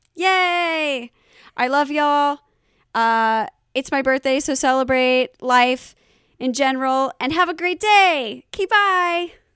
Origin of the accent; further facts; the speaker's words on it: the South, United States; I'm a terrible southerner.